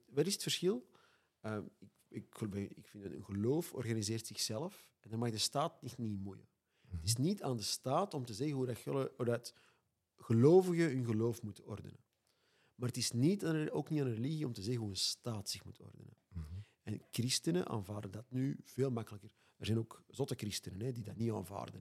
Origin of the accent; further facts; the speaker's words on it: Antwerp, Flanders, Belgium; ik kom uit Antwerpen en soms moeten ze mij ondertitelen